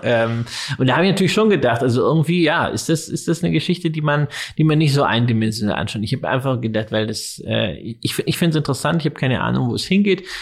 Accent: Germany; als Deutscher

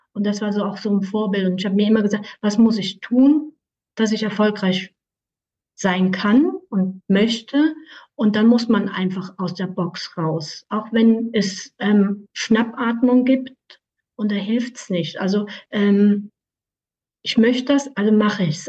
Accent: Aargau, Switzerland; ich komme aus der Schweiz im Kanton Aargau

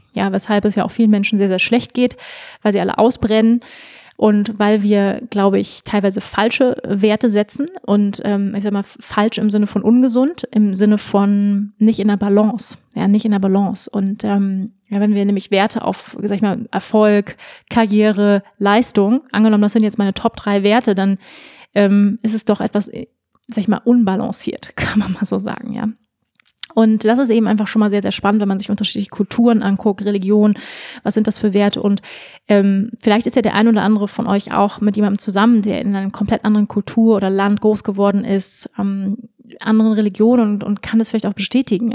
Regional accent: Germany; moved away; also born or lived in Bali; wenn man im Ausland ist, merkt man dann erstmal, wie deutsch man dann eigentlich doch ist

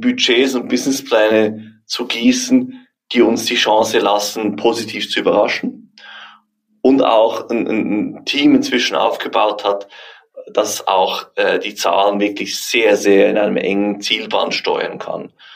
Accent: Switzerland; wir Schweizer

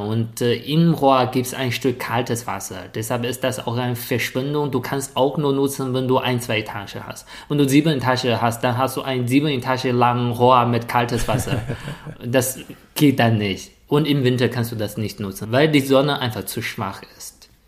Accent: a village near Shijiazhuang, Hebei, China; German is a second language; moved away as an adult; now in Germany; weil ich von einem Dorfkind zu einem Stadtkind geworden bin

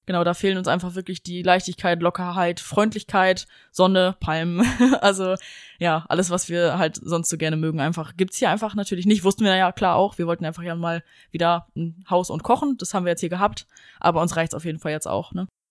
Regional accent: Germany; als Deutscher

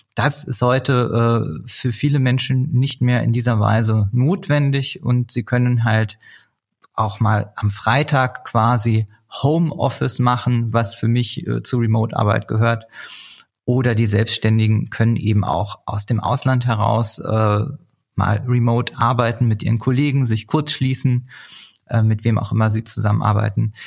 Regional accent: Berlin, Germany; gebürtige Berliner

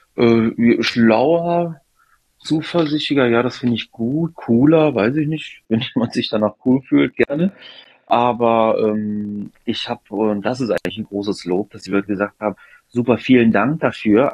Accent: Düsseldorf, North Rhine-Westphalia, Germany; In Düsseldorf aufgewachsen, aber habe griechische Wurzeln

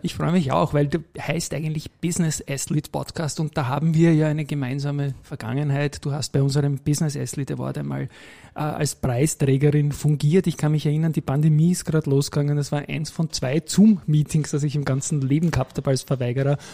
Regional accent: Vienna, Austria; Ich bin am Tennisclub aufgewachsen, auch im 22. Bezirk

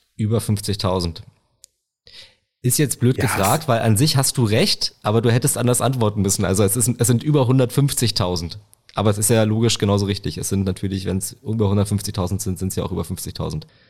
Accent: Potsdam, Brandenburg, Germany; das kann ich sicher sagen als Potsdamer

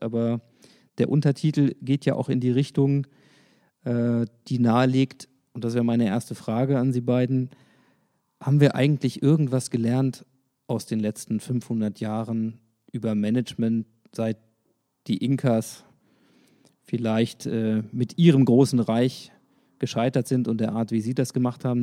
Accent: Hanover, Lower Saxony, Germany; Als Hannoveraner

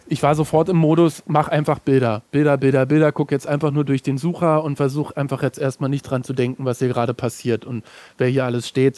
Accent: Germany; ich komme aus Deutschland

